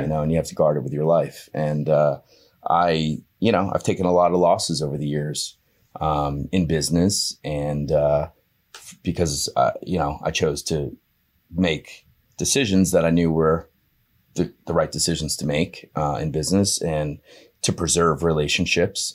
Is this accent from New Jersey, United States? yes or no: yes; Hazlet, New Jersey, United States; I grew up in a little town called Hazlitt, New Jersey.